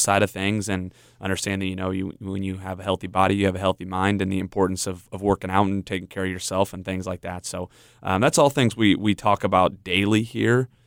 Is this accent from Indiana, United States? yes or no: yes; Indiana, United States; I grew up in Indiana